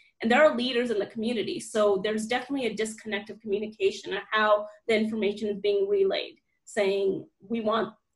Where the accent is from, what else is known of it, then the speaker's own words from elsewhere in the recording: United States; moved away as an adult; now in New Zealand; I'm an American Muslim